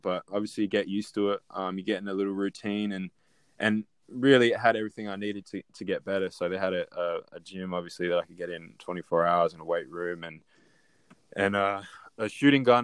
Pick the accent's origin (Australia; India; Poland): Australia; Adelaide, South Australia; I grew up in Adelaide, um, born and born and raised in Adelaide